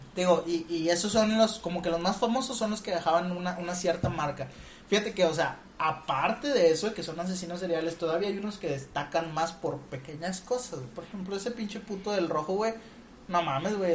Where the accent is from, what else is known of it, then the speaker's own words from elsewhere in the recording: Mexico; nosotros somos mexicanos